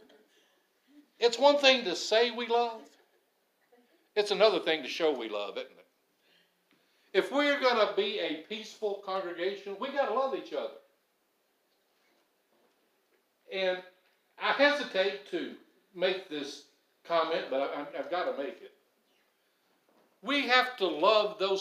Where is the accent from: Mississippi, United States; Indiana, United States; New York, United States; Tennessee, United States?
Tennessee, United States; Madison; I'm from Madison